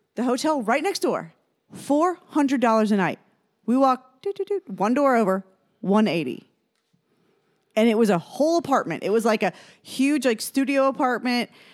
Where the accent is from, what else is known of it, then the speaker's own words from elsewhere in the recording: Fort Myers, Florida, United States; I was born in Fort Myers, Florida